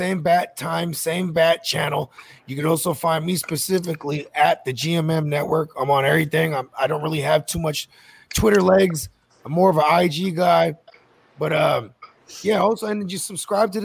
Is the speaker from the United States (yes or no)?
yes; the Bay Area, California, United States; we're from Cali. You know what I mean? I'm from the Bay up north